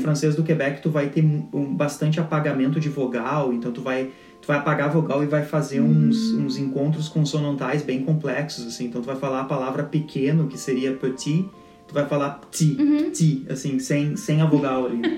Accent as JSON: {"language": "Portuguese", "region": "Rio Grande do Sul", "country": "Brazil", "tie": "born or raised there", "first_language": "Portuguese", "moved": "as an adult", "said": "nunca vivi em outro estado"}